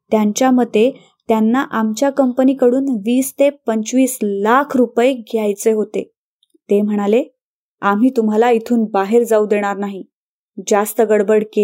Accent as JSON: {"language": "Marathi", "town": "Narasapuram", "region": "Andhra Pradesh", "country": "India", "tie": "born or raised there", "first_language": "Telugu", "second_language": "Marathi", "said": "आंध्र प्रदेशातील पश्चिम गोदावरी जिल्ह्यात नरसापुरम या लहान गावात माझा जन्म झाला माझं बालपण आणि शिक्षण आंध्र प्रदेशातच पार पडलं माझी मातृभाषा अर्थातच तेलगू"}